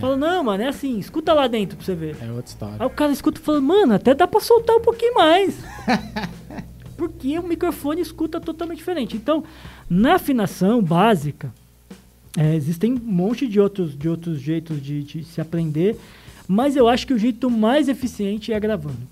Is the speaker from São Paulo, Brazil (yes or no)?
no; Londrina, Paraná, Brazil; eu sou de Londrina, nascida em Londrina